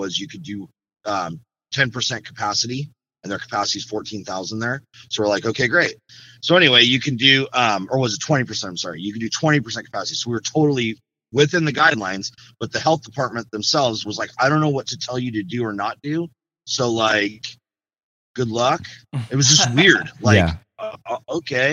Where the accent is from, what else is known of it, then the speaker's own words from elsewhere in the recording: Mission Viejo, California, United States; born and raised in Southern California. Always lived in Orange County.